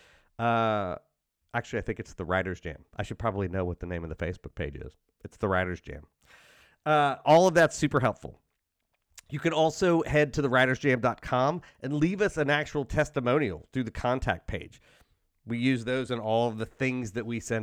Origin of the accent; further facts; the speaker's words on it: outside of Cincinnati, Ohio, United States; I'm from Cincinnati. I'm from outside of Cincinnati